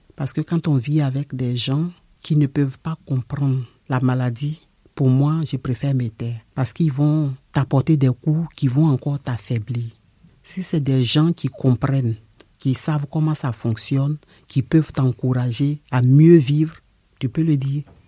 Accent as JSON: {"language": "French", "country": "Côte d’Ivoire", "moved": "as an adult", "lives_now": "France", "said": "Je suis de la Côte d'Ivoire."}